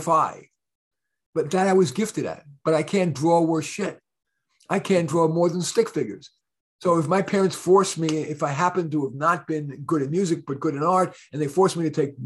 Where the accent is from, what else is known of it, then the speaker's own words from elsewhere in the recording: New York City, New York, United States; also born or lived in Bronx, New York / Berkeley, California; I went to a school in Flushing, Queens, once we moved from the Bronx